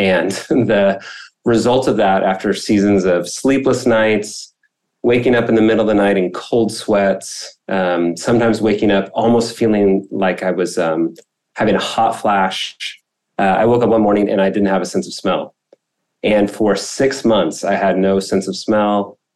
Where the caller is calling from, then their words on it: Irvine, California, United States; I am in Irvine, California, in Orange County.